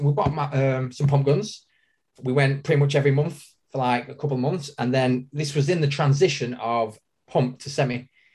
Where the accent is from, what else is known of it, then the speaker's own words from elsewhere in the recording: Manchester, North West England, United Kingdom; From Manchester. I work at Planet Eclipse in Manchester, and I've been working there for nearly 17 years now.